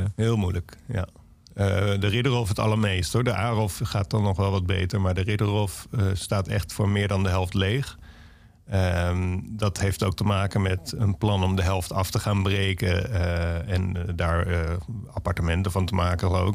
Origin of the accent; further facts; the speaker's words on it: Alphen aan den Rijn, South Holland, Netherlands; moved away as an adult; mij is Alve is de plek waar ik vandaan kom en dat verandert nooit